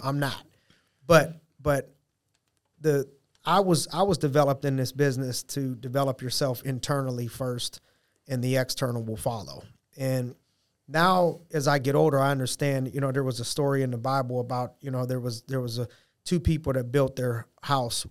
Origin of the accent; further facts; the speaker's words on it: Youngstown, Ohio, United States; moved away; opened up a youth program in my hometown, Youngstown, Ohio.